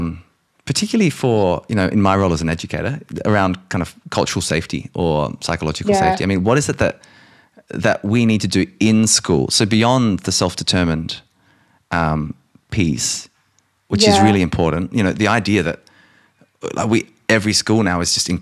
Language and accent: English; Australia; as a non-Indigenous man in Australia